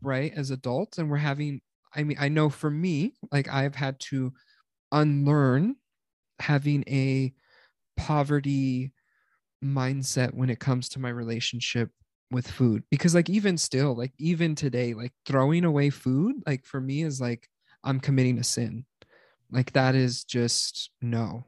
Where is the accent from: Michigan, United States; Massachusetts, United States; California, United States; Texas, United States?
Texas, United States; South; we grew up in South Texas